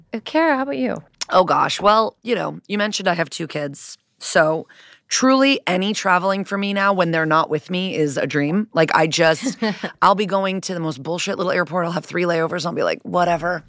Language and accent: English; Connecticut, United States; I'm from Connecticut